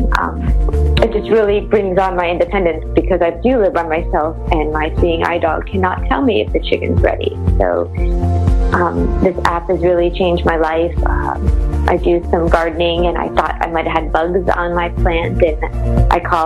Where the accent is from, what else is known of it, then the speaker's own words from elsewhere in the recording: United States; now in Florida, United States; I'm from the United States and I live in Florida.